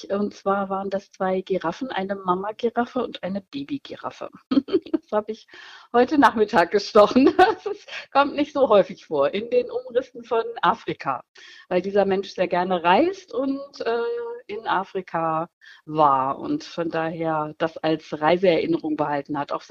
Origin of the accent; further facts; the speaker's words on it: Schauenburg, Hesse, Germany; Ich komme aus Nordhessen, äh, in der Nähe von Kassel, aus Schauenburg genau genommen, und tätowiere seit nunmehr 30 Jahren.